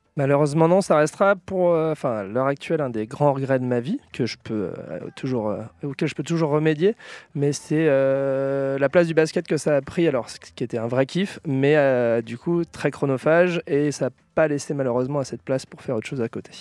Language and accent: French; La Roche-sur-Yon, Pays de la Loire, France; now in Nantes, France; originaire de La Roche-sur-Yon en Vendée, 85